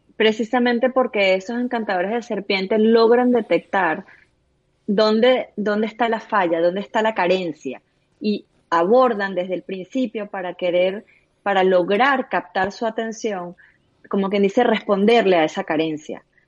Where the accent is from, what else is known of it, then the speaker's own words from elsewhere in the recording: Venezuela; somos venezolanos